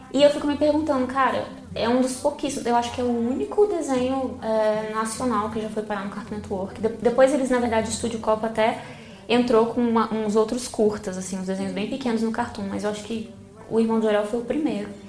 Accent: Brazil; Eu como brasileira

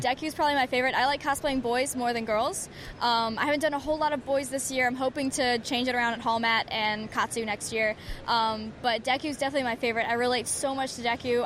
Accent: Alabama, United States; I'm from Alabama

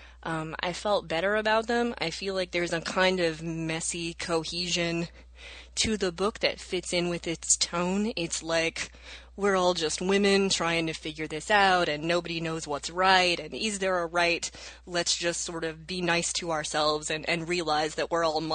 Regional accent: the South, United States; I was raised in the South as an evangelical Protestant

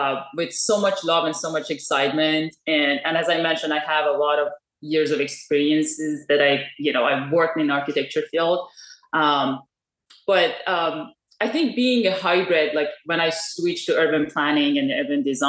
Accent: Iran; moved away as an adult; now in United States; I'm originally from Iran. And after moving to US

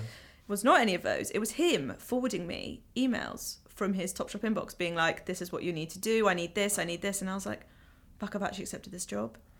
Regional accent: London, United Kingdom; I'm from Ealing.

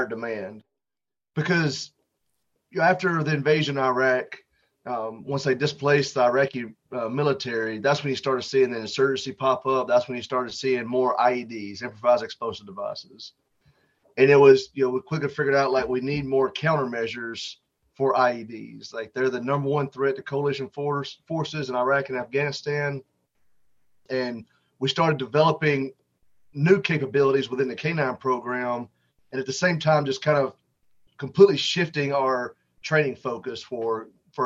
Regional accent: Tuscaloosa, Alabama, United States; I grew up in Tuscaloosa, Alabama, and we had dogs growing up

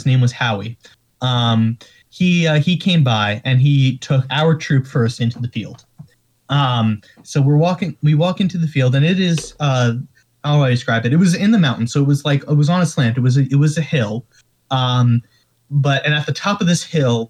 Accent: New York area, United States; we're from the New York area

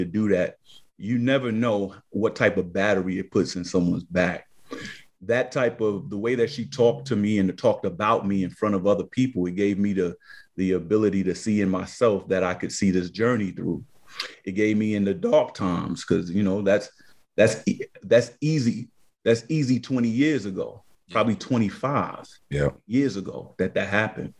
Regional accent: New York City, New York, United States; we two little knuckleheads growing up in Harlem

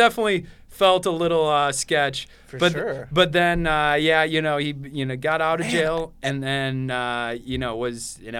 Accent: Minnesota, United States; We're from Minnesota.

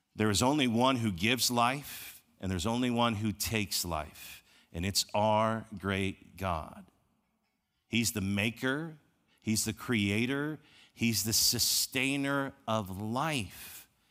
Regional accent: Chicago, Illinois, United States; I grew up in Chicago

